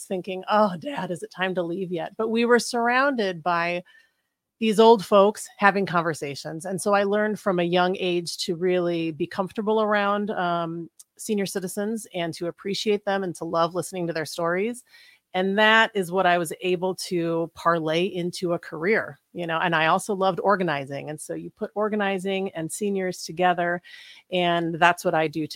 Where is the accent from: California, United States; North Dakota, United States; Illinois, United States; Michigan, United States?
North Dakota, United States; moved away as an adult; now in Lincoln, United States; I grew up in North Dakota.